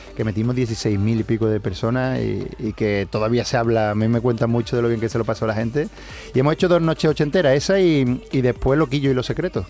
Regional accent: Seville, Andalusia, Spain; como sevillano

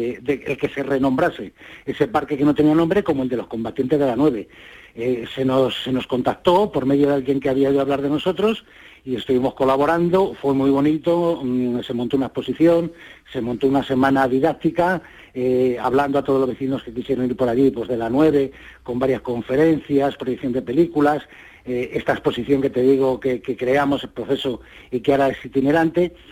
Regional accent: Spain; nosotros somos españoles y mejor que nosotros no va a dar el tipo nadie?

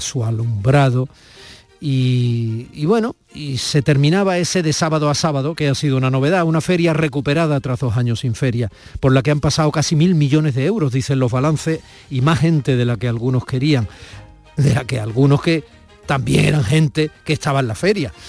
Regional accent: Andalusia, Spain; los que somos andaluces

